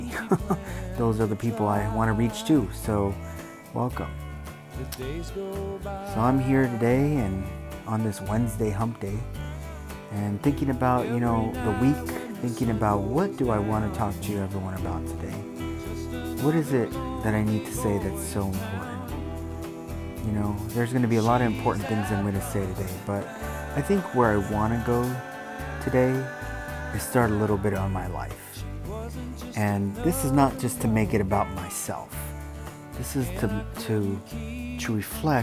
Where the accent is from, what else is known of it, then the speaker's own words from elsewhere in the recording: Los Angeles, California, United States; I grew up in Los Angeles